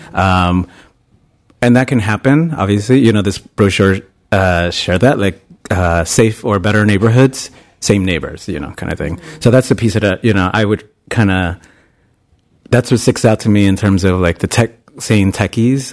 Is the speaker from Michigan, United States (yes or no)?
no; New York City, New York, United States; moved away as an adult; also born or lived in Bay Area, California; now in San Francisco, United States; I'm originally from New York. Uh, I'm from Queens